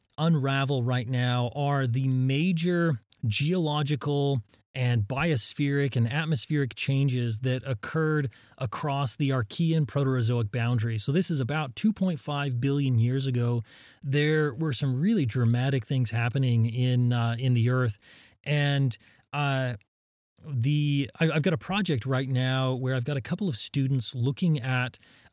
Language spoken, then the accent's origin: English; Utah, United States; I was born in Utah, and I grew up in a small town in southern Utah, surrounded by the mountains, and I I spent my childhood hiking and climbing and picking up rocks.